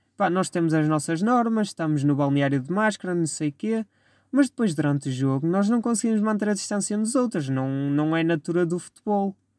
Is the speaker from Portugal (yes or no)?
yes; Vila Maior, Portugal; Clube da minha terra, por quem eu tinha muito carinho, o Vila Mairense, que pertence à freguesia de Vila Maior. Minha terrinha, meu amor